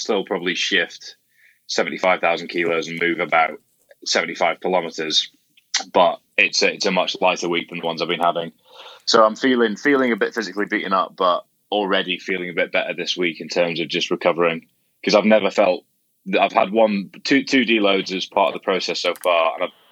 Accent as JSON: {"language": "English", "region": "Scotland", "country": "United Kingdom", "tie": "born or raised there", "said": "I grew up in Scotland."}